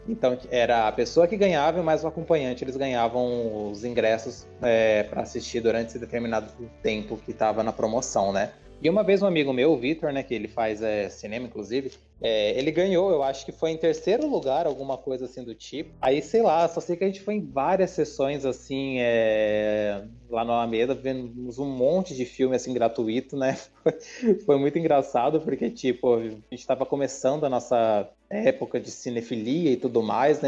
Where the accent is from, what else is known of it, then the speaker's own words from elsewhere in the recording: Bauru, São Paulo, Brazil; que nem eu e a Camila, a gente é daqui de Bauru